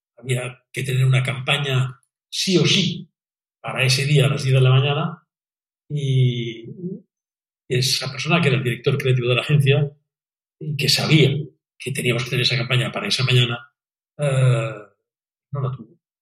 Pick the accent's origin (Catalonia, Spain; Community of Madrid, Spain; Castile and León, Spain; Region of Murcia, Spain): Catalonia, Spain; en España y en Cataluña especialmente nos equivocamos